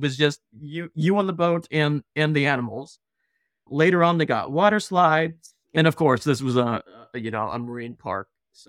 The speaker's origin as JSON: {"language": "English", "town": "Belmont", "region": "California", "country": "United States", "tie": "born or raised there", "said": "We grew up in Belmont."}